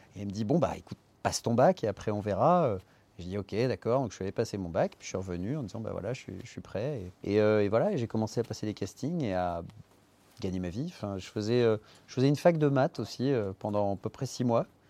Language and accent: French; Paris, Île-de-France, France; also born or lived in Les Lilas; je suis né au Lila